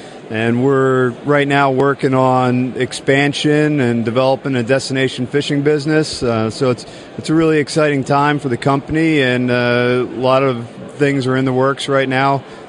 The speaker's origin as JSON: {"language": "English", "region": "New Jersey", "country": "United States", "moved": "yes", "said": "I'm from New Jersey"}